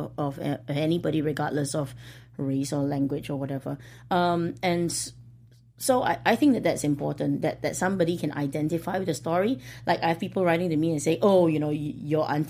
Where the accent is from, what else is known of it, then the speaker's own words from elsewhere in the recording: Singapore; I am from Singapore